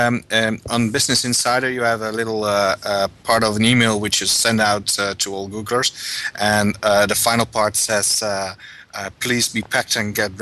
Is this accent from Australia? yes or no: no; Netherlands; I am a Dutchman